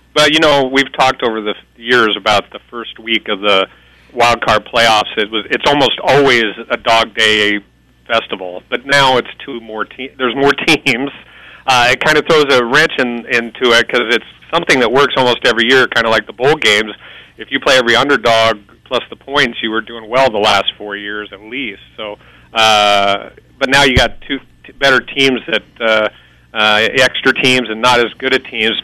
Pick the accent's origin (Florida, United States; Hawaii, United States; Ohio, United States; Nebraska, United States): Nebraska, United States; now in Las Vegas, United States; I'm from Nebraska